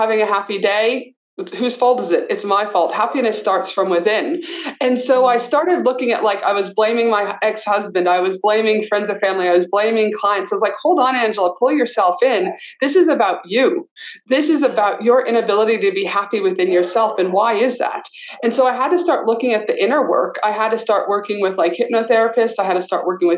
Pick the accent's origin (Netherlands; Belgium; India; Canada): Canada; also born or lived in Albuquerque, New Mexico, United States / North Carolina, United States; now in Australia; I grew up in Canada, so when Christmas would be so cold, we'd always stay at home